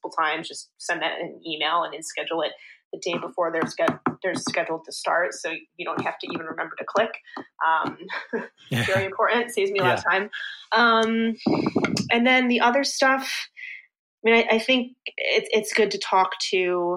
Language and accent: English; Rochester, New York, United States; now in New York City, United States; my hometown, Rochester, which is 6 hours away from here